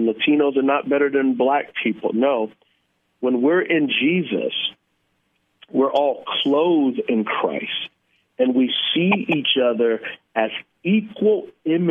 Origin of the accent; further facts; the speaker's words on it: San Antonio, Texas, United States; I grew up in San Antonio in a very poor area